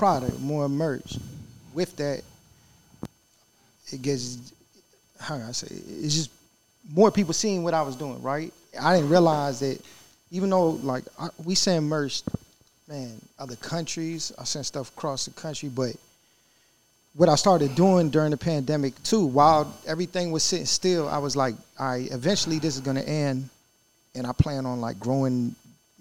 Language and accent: English; Richmond, Virginia, United States; we're from Richmond, Virginia